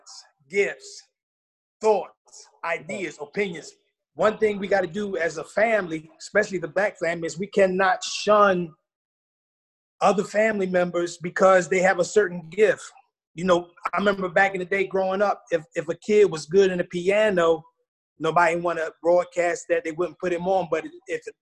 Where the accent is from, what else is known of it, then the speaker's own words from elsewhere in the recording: Philadelphia, Pennsylvania, United States; moved away as an adult; also born or lived in Fort Bragg, North Carolina; now in Spring Lake, United States; I'm from the city of Brotherly Love. I'm from Philly